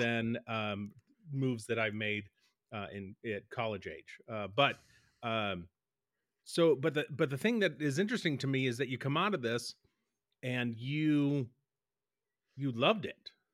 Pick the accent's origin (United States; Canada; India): United States; Boston, Massachusetts; growing up in Boston